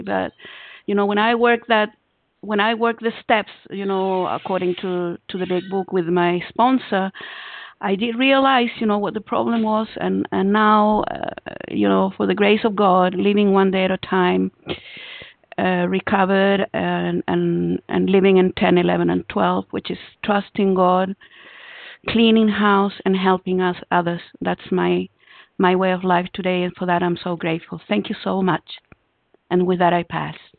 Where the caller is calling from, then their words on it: Israel; calling from Israel